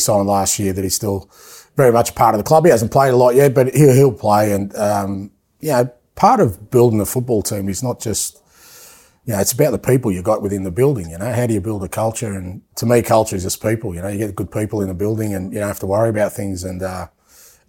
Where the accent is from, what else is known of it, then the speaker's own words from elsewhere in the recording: Athens, Attica, Greece; moved away; I was born in Athens